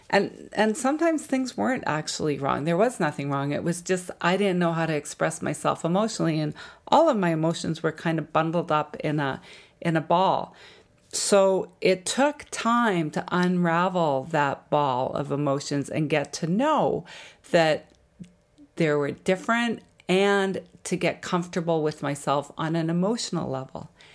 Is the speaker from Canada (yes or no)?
yes; Jasper, Alberta, Canada; I grew up in Jasper, Alberta